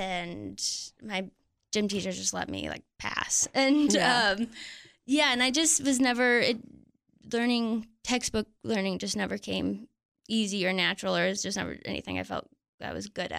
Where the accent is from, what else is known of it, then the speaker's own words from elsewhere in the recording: Mount Pleasant, Michigan, United States; moved away; I grew up in Michigan. Smack dab in the middle of Michigan.